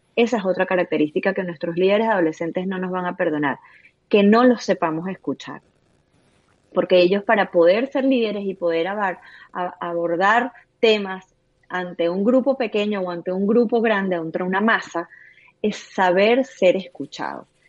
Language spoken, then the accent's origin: Spanish; Venezuela; somos venezolanos